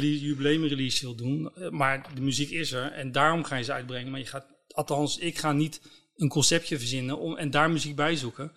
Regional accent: Scharendijke, Zeeland, Netherlands; ik kom uit Zeeland

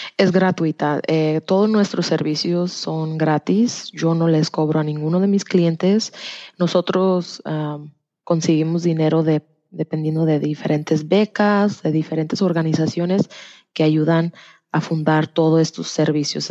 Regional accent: Tennessee, United States; also born or lived in Degollado, Jalisco, Mexico / Knoxville, Tennessee / Orlando, Florida; Me vine a los dos años a los Estados Unidos y desde que estoy chica he vivido en Tennessee

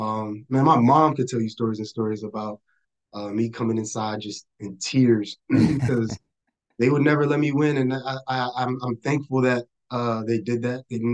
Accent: Charlottesville, Virginia, United States; born there; So I was born in Charlottesville, Virginia, UVA Hospital. Go Hoos. I'm the youngest of four siblings.

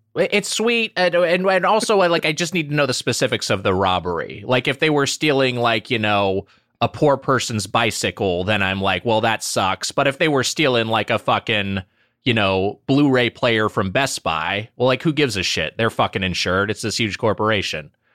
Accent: Southern California, United States; I performed at Disneyland as a kid because I grew up in Southern California

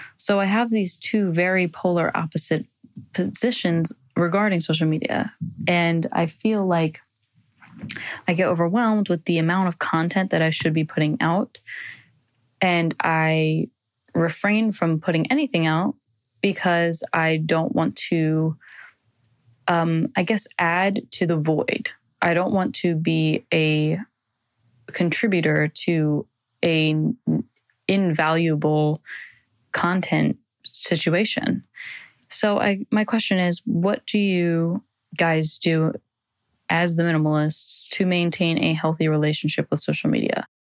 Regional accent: New Jersey, United States; I'm from New Jersey

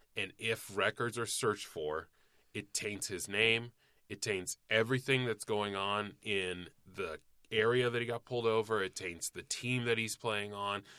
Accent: Cobb County, Georgia, United States; there was a lot of fucking rampant racism where I grew up in Cobb County, Georgia

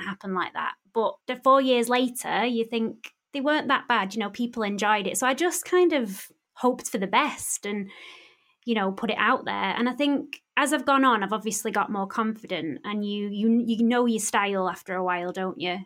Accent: Bury, North West England, United Kingdom; my hometown in Bury

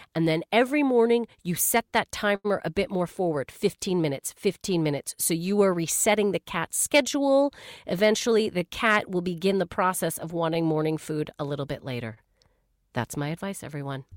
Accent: Canada; I'm from Canada

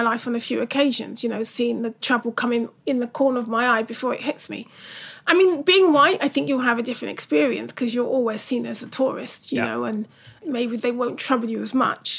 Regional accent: London, United Kingdom; born or raised there

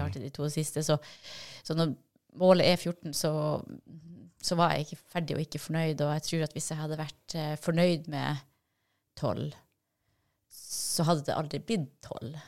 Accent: Vadsø, Finnmark, Norway; jeg er jo fra Vadsø, og der er det helt flatt

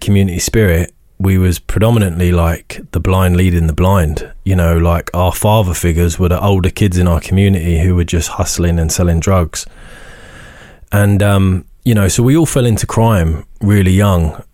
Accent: Isleworth, London, United Kingdom; moved away; also born or lived in Northern Ireland; we grew up on Ivory Bridge Council Estate in Isleworth

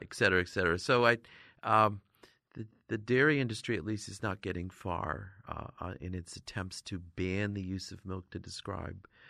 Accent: Northern New York, United States; I grew up in Northern New York, actually, there's lots of Amish

